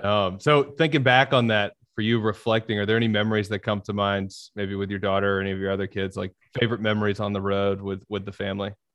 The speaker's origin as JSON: {"language": "English", "town": "Birmingham", "region": "Alabama", "country": "United States", "tie": "born or raised there", "also_born_or_lived": "Long Island, New York", "said": "I was born in New York on Long Island. My bunch of my family still lives up there. So I grew up in Birmingham"}